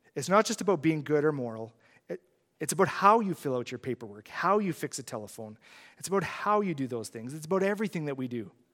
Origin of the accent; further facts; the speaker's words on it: Saskatchewan, Canada; I'm from Saskatchewan, he's from Saskatchewan.